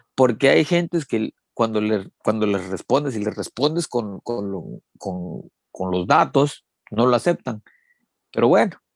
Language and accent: Spanish; Mexico; somos más mexicanos